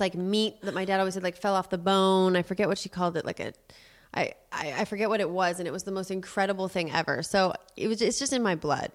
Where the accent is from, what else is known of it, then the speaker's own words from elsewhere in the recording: Los Angeles, California, United States; I grew up in the Des Moines pizza family, and in Los Angeles, that's a very well-known pizza, pizza place